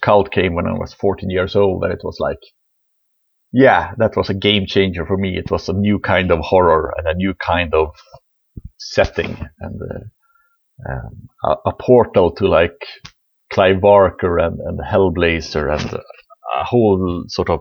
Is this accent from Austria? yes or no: no; above the Arctic Circle, northern Sweden, Sweden; I am from Sweden, far, far, really far north in Sweden. I was sort of born in the above the Arctic Circle in a small mining town